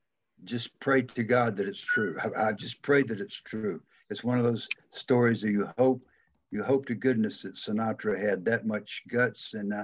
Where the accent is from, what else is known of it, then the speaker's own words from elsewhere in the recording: Georgia, United States; accent: Southern; I'm from Georgia, man.